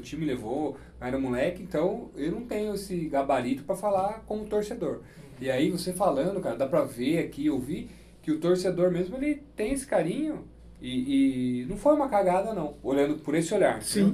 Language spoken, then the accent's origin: Portuguese; Itupeva, São Paulo, Brazil; Eu cresci em Itupeva, aqui do lado